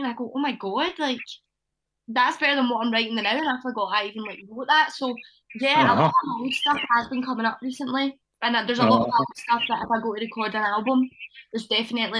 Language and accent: English; Johnstone, Scotland, United Kingdom; my hometown, Johnston